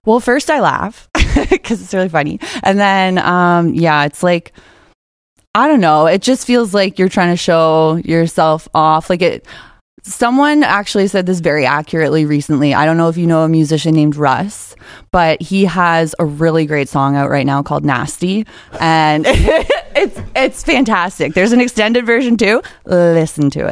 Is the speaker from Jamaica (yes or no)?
no; just outside of Toronto, Ontario, Canada; I am from just outside of Toronto